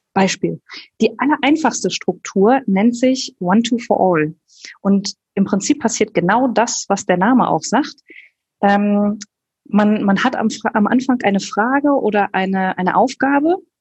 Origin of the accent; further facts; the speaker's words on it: Germany; als Deutsche